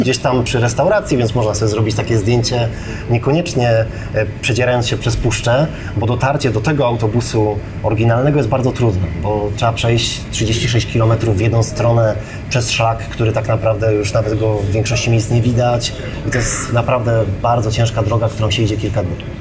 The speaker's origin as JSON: {"language": "Polish", "country": "Poland", "said": "jesteśmy turystami z Polski"}